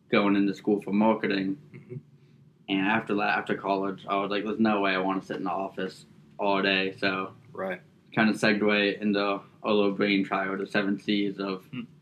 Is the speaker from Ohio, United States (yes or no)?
no; Fort Lauderdale, Florida, United States; All right, so I was born and raised in Fort Lauderdale, and my family's actually from the Bahamas. So I've pretty much been on the water my whole life, through and through.